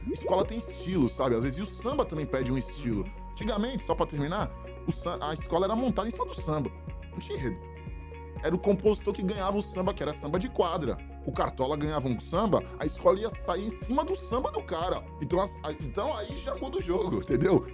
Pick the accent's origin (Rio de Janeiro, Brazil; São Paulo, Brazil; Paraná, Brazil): São Paulo, Brazil; Santos; Eu também cresci ali muito, só que no Ouro Verde